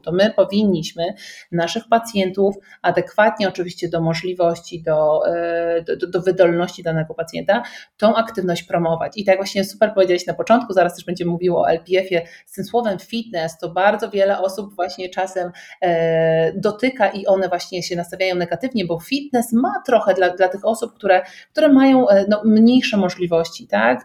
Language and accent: Polish; around Kraków, Lesser Poland, Poland; moved away as an adult; also born or lived in United States; pochodzimy mniej więcej z tych okolic